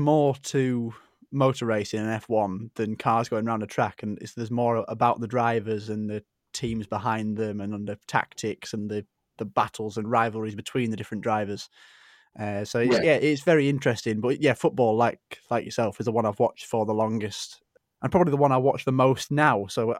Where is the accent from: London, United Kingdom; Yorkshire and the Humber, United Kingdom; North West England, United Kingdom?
Yorkshire and the Humber, United Kingdom; Cricket, I'm a Yorkshire boy.